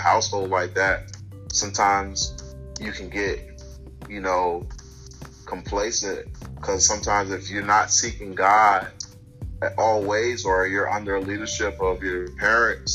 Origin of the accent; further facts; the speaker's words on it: Virginia, United States; I'm originally from Virginia